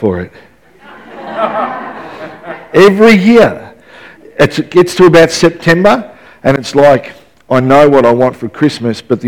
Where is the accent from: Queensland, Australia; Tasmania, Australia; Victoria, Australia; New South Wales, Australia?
Victoria, Australia; Melbourne; now in Ballarat, Australia; growing up in West Footscray